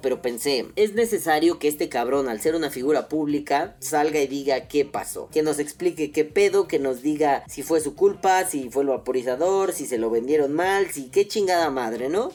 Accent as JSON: {"language": "Spanish", "country": "Mexico", "said": "como mexicano"}